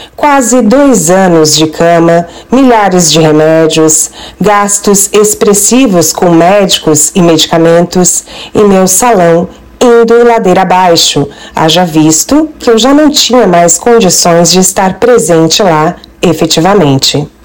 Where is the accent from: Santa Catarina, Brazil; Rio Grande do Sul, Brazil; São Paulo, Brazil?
Santa Catarina, Brazil; Araranguá; also born or lived in Florianópolis; voltei de Florianópolis, onde fazia faculdade, para minha cidade natal, Araranguá, extremo sul de Santa Catarina, onde estou até hoje